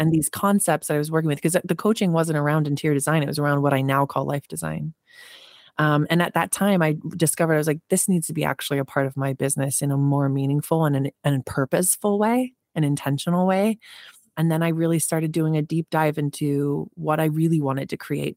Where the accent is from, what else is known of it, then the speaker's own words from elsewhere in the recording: New Jersey, United States; I was born in Jersey. So, I grew up in a working class neighborhood